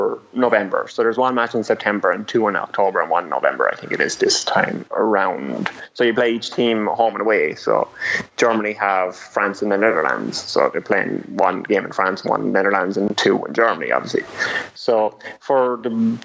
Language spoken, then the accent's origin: English; Ireland; I'm from Ireland